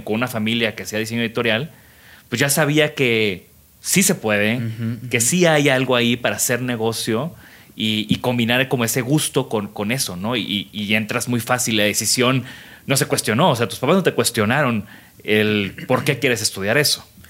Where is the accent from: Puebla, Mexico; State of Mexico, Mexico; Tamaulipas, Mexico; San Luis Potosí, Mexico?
Tamaulipas, Mexico; crecí en Tamaulipas